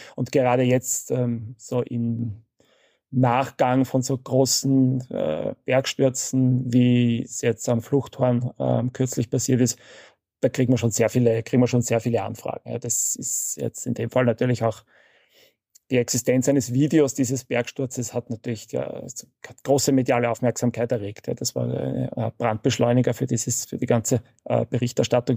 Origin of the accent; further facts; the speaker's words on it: Vienna, Austria; ich bin in Wien aufgewachsen